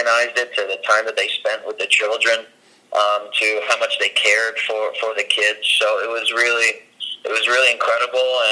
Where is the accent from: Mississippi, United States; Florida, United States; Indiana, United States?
Florida, United States; Coral Springs; I grew up in Coral Springs, Florida